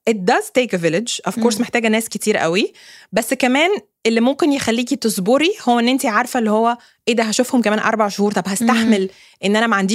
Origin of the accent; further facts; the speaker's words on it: Alexandria, Alexandria Governorate, Egypt; ممكن يومين ثلاثه في اسكندريه انا اصلا من اسكندريه